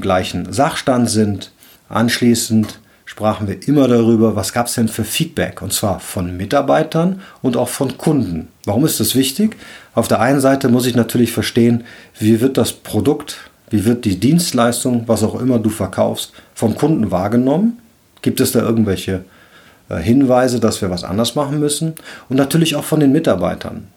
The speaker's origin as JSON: {"language": "German", "town": "Cologne", "region": "North Rhine-Westphalia", "country": "Germany", "said": "Ich bin ja Rheinländer, ich komme aus Köln"}